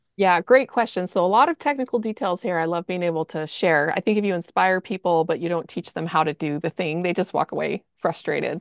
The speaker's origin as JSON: {"language": "English", "town": "Austin", "region": "Texas", "country": "United States", "also_born_or_lived": "Salt Lake City", "moved": "as an adult", "said": "So we're from Austin. We lived there for twenty years."}